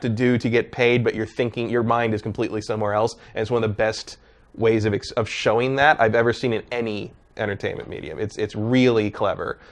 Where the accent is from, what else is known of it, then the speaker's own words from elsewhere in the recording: San Jose, California, United States; I grew up near the Winchester Mystery House